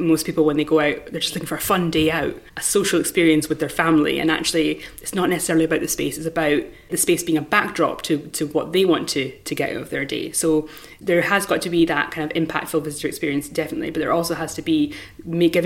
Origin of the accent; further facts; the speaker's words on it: Dundee, Scotland, United Kingdom; also born or lived in Chiswick, London; now in Hampton Court, United Kingdom; Dundee, my hometown.